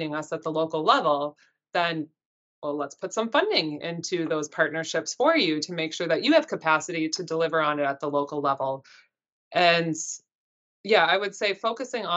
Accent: Northwest Minnesota, United States; now in Washington, D.C., United States; I grew up in Northwest Minnesota in a teeny tiny little farm and in a very cold community

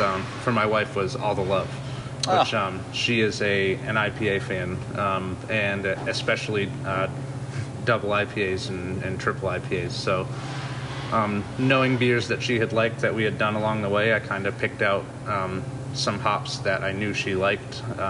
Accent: outside of Boston, Massachusetts, United States; born or raised there; moved away as an adult; also born or lived in Puerto Rico / Ashland, Oregon; now in Florida, United States

